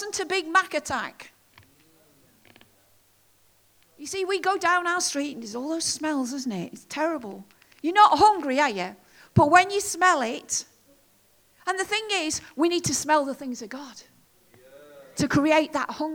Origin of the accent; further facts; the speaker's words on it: United Kingdom; us as British people